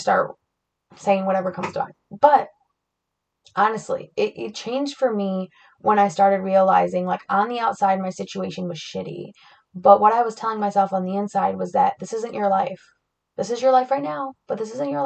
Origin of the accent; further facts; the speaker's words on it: Flint, Michigan, United States; I grew up in Flint, Michigan